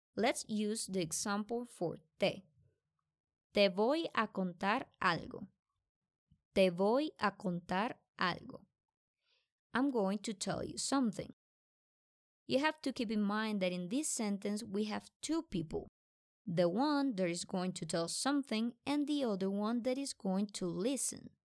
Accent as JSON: {"language": "English", "country": "Colombia", "said": "I'm from Colombia"}